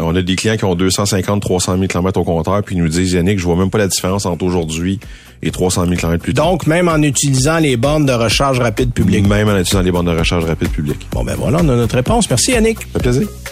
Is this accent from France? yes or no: no; Saint-Timothée, Quebec, Canada; C'est chez nous. Moi, je viens de Saint-Timothée